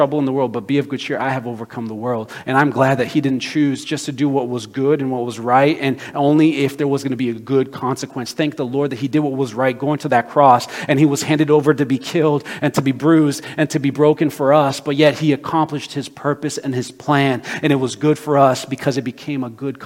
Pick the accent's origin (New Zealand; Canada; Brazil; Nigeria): Brazil; moved away; my home country of Brazil